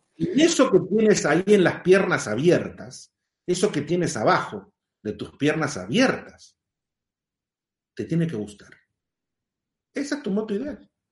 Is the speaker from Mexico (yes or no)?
no; Argentina; En realidad soy argentino